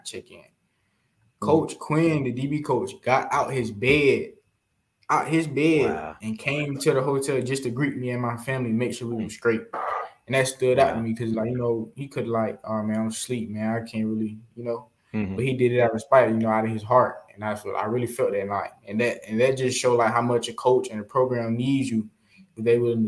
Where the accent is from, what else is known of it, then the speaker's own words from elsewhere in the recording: Atlanta, Georgia, United States; I'm from Atlanta. I ain't really been outside of Atlanta all my life